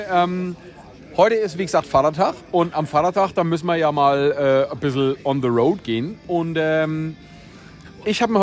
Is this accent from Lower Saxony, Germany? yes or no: no; Bayreuth, Bavaria, Germany; born there; okay, da muss ich dazu sagen, ich bin ja selber gebürtiger Bayreuther.